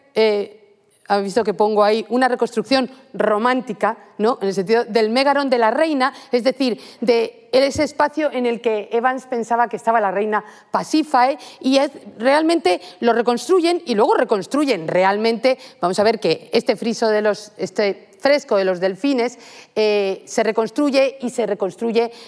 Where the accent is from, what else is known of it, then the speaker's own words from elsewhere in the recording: Madrid, Community of Madrid, Spain; moved away as an adult; now in Santiago de Compostela, Spain; me he formado aquí, soy madrileña